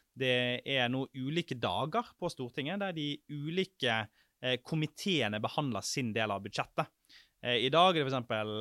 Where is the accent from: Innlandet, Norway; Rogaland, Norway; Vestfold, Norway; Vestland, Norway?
Vestland, Norway; Sotra; moved away; Sotra, der jeg er fra